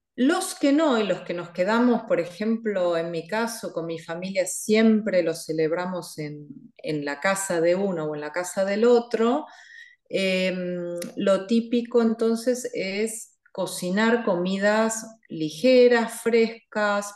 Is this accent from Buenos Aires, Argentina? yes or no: yes; Buenos Aires, Argentina; also born or lived in Catalonia; now in Switzerland; yo soy eh, oriunda, como decimos, de Buenos Aires. Es decir, que he nacido en Buenos Aires, Argentina.